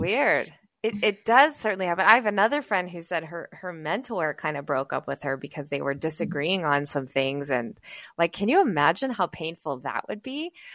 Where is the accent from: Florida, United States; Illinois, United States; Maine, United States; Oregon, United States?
Illinois, United States; West Chicago; my hometown of West Chicago